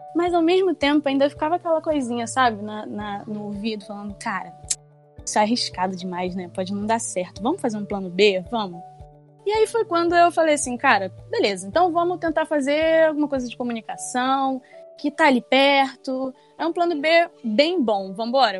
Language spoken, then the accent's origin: Portuguese; São Gonçalo, Rio de Janeiro, Brazil; ser de uma igreja na periferia da minha cidade, eu sou de São Gonçalo, no Rio de Janeiro